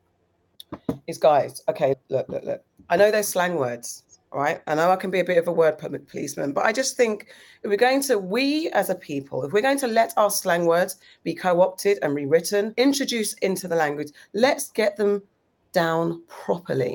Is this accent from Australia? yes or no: no; Ghana; as a Ghanaian, have I not cooked for you?